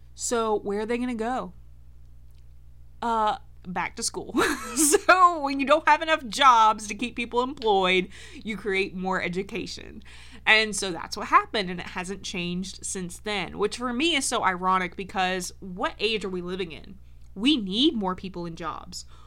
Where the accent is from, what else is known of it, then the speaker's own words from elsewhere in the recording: Georgia, United States; also born or lived in North Carolina; in first grade, we moved from North Carolina to Georgia